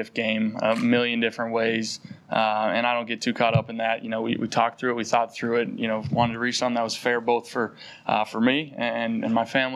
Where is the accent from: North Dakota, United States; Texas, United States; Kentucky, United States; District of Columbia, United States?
North Dakota, United States; moved away as an adult; now in Philadelphia, United States; growing up in North Dakota